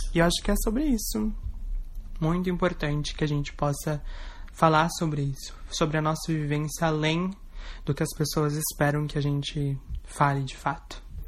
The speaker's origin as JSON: {"language": "Portuguese", "town": "Igrejinha", "region": "Rio Grande do Sul", "country": "Brazil", "said": "eu tenho 23 anos de idade e eu sou de Igrejinha"}